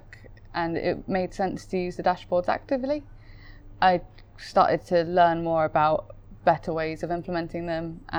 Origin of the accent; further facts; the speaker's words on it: South West England, United Kingdom; moved away; I'm from Southwest, so there's plenty of them.